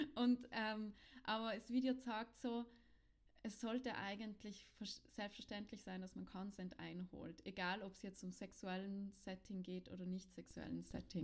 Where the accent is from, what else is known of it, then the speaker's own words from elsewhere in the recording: South Tyrol, Trentino-Alto Adige, Italy; in Südtirol, wo ich aufgewachsen bin